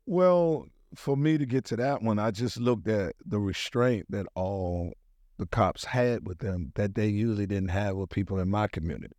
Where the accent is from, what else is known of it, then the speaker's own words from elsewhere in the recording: Washington, District of Columbia, United States; moved away; also born or lived in Atlanta, Georgia; I was born in Washington, D C. That is my birthplace where I was born